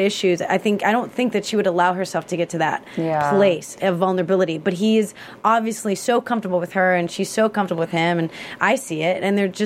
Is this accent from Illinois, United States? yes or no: yes; Chicago, Illinois, United States; born and raised in Chicago